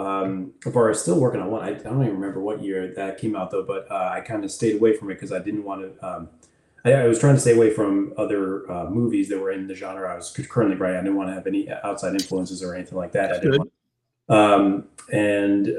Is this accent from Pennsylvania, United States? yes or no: yes; Pennsylvania, United States; also born or lived in New York; I've been here most of my life